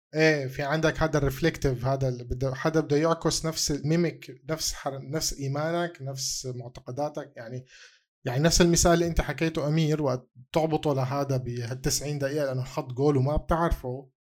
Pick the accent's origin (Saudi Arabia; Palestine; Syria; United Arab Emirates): Syria; انا سوري